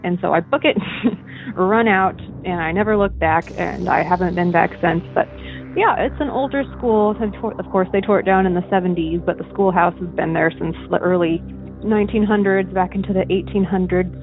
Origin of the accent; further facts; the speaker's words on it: Washington, United States; I'm from Washington State